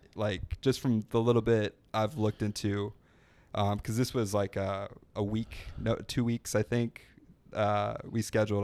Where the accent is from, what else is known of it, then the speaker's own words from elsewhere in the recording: Florida, United States; I'm from an hour north of here